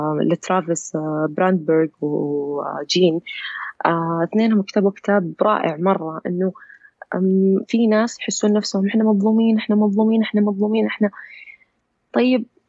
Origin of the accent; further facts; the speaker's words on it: Saudi Arabia; أنا من سعودية